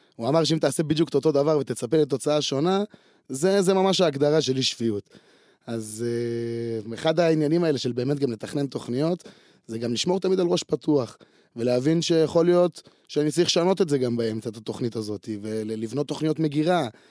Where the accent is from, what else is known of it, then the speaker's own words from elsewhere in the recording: Afula, Northern District, Israel; אני נולדתי אה, בעפולה, בצפון